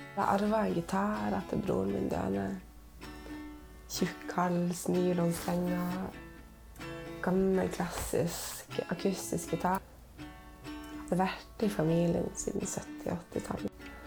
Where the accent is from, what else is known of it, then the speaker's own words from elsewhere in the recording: Tysfjord, Nordland, Norway; jeg er fra Tysfjord